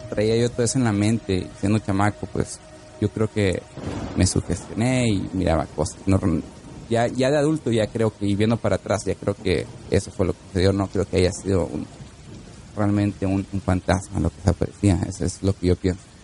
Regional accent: Tijuana, Baja California, Mexico; moved away; la casa en la que yo vivía allá en Tijuana, en Baja California

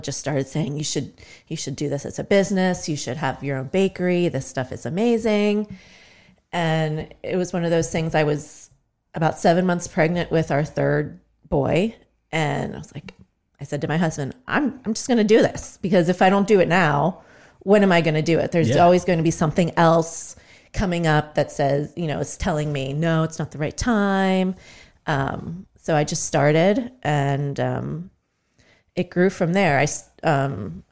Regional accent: Greensburg, Pennsylvania, United States; I grew up here in Greensburg, went to Greensburg Salem

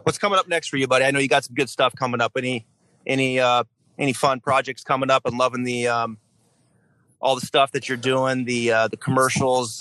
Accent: the Northwest, Pacific Northwest, United States; I'm a diehard Seahawk fan growing up in the Northwest.

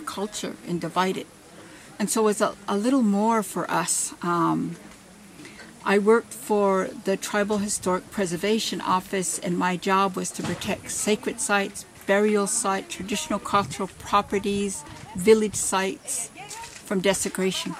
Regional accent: Cannonball River, North Dakota, United States; I am an enrolled member of the Standing Rock Sioux Tribe. I am Ihungtua, Pabiska, and Sisitan Dakota. I am Hunkpapa, Sihasapa, and Oguala Lakota. And I am from the Cannonball River

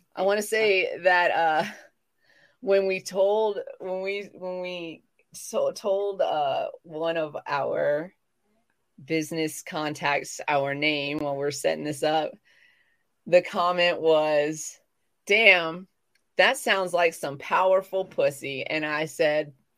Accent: the South, United States; accent: southern; moved away; having like a southern accent but when i was a child thick thick and now i kind of just bring it back

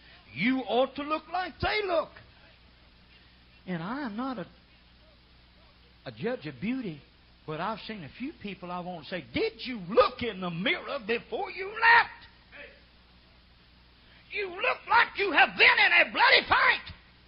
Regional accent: Oklahoma, United States; I come from Oklahoma.

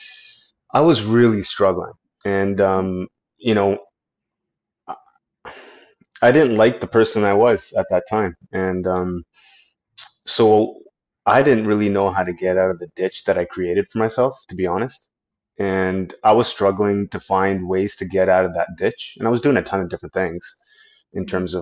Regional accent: Canada; I'm a Canadian law enforcement officer and veteran

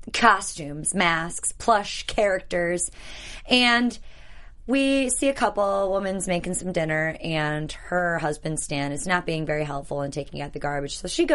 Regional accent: near Sheboygan, Wisconsin, United States; Sheboygan is 15 minutes from my hometown.

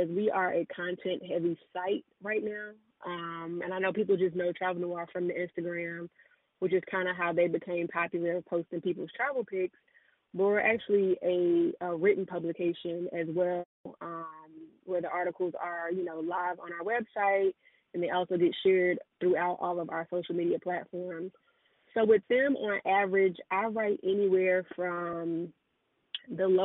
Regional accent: Charlotte, North Carolina, United States; moved away as an adult; also born or lived in South Korea; I'm based in Charlotte, North Carolina. That's my hometown. That's where I'm from, born and raised, and I'm back here now.

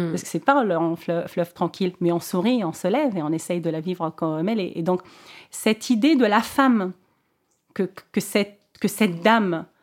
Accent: Tunisia; elle se rend compte que je suis tunisienne, donc on commençait à parler en, en arabe.

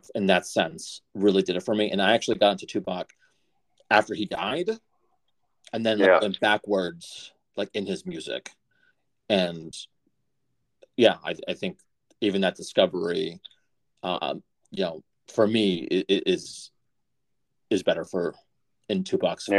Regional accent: Methuen, Massachusetts, United States; I grew up in Methuen, so Salem, New Hampshire

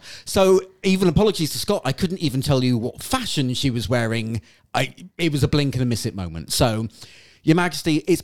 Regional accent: Falmouth, South West England, United Kingdom; my hometown of Falmouth in Cornwall

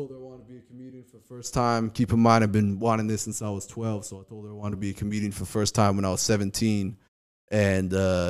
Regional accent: Kauai, Hawaii, United States; now in Culver City, United States; I grew up in Hawaii.

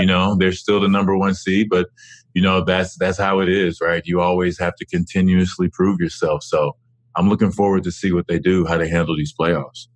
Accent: Dallas, Texas, United States; Dallas, my hometown

